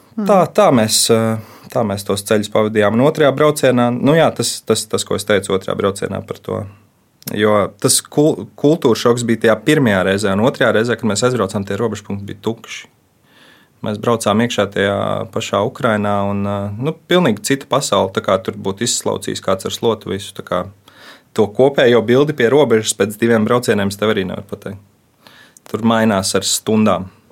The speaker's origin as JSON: {"language": "Latvian", "town": "Cēsis", "country": "Latvia", "said": "es nāku no cēsīm"}